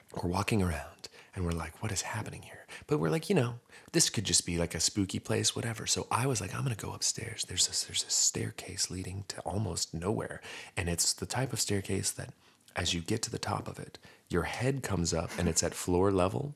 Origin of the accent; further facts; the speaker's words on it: Stillwater, Oklahoma, United States; We're from Stillwater